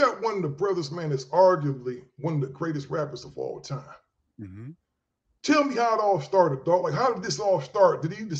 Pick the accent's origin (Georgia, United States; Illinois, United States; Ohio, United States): Ohio, United States; I'm from Ohio originally.